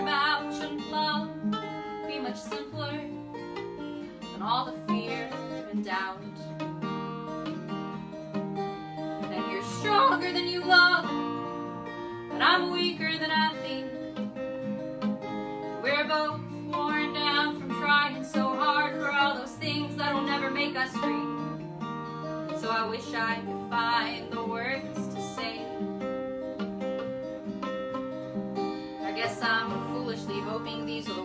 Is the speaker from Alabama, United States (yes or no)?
no; Wichita Falls, Texas, United States; moved away as an adult; also born or lived in Scotland; It's in Wichita Falls, Texas. My hometown